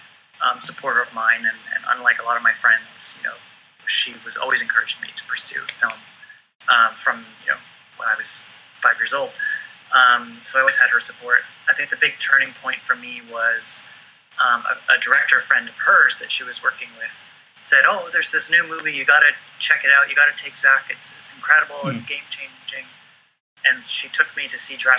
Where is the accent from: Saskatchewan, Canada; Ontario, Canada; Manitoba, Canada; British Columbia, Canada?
British Columbia, Canada; Vancouver; also born or lived in Los Angeles; I grew up in Vancouver, well, just outside of Vancouver, BC, on a small island. eventually, when I was a young kid, my mom moved into Vancouver itself